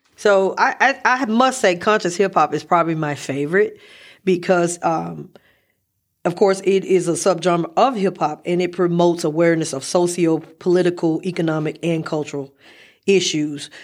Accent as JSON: {"language": "English", "town": "Memphis", "region": "Tennessee", "country": "United States", "said": "I'm from Memphis"}